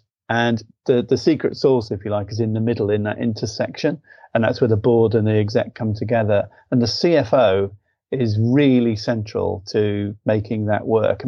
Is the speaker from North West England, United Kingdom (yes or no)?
yes; Liverpool, North West England, United Kingdom; I'm from Liverpool, mathematician